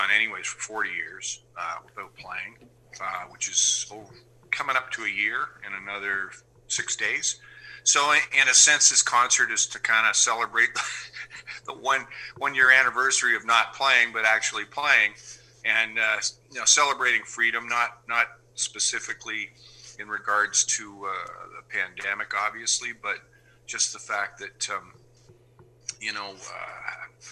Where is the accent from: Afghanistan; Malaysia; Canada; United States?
Canada; my home country